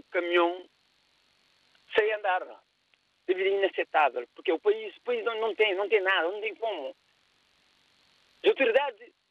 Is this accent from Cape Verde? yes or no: yes; Cape Verde; moved away as an adult; Eu cheguei aqui com 31 anos de idade, David. Eu tenho uma noção de infraestrutura. Eu chego na minha terra, Cabo Verde, onde eu nasci e cresci, na zona que se chama Vargas da Companhia.